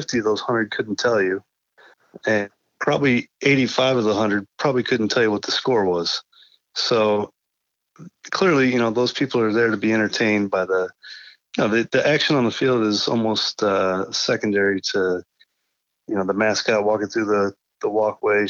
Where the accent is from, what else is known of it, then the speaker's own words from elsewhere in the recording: Iowa City, Iowa, United States; moved away; I grew up in Iowa City, Iowa